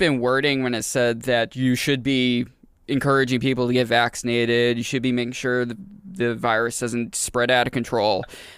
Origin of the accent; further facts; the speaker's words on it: Maine, United States; now in New Hampshire, United States; I came from Maine. I moved to New Hampshire full-time 11 years ago.